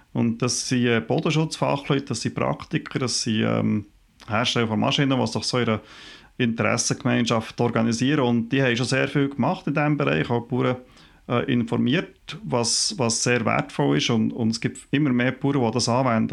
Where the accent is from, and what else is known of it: Switzerland